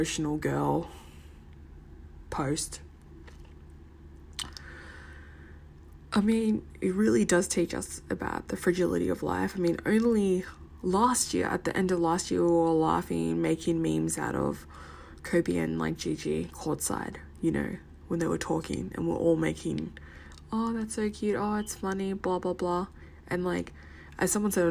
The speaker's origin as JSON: {"language": "English", "town": "Sydney", "region": "New South Wales", "country": "Australia", "tie": "born or raised there", "said": "as a brown kid growing up in Western Sydney."}